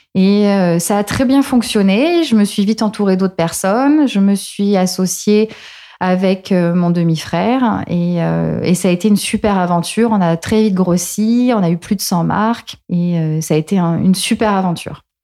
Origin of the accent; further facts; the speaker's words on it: Marseille, Provence-Alpes-Côte d'Azur, France; moved away as an adult; also born or lived in Paris; rentrer chez moi à Marseille après avoir passé cinq années